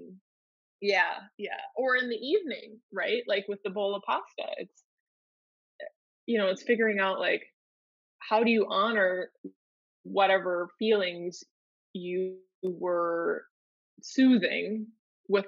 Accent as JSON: {"language": "English", "region": "Minnesota", "country": "United States", "tie": "born or raised there", "said": "I grew up in in Minnesota"}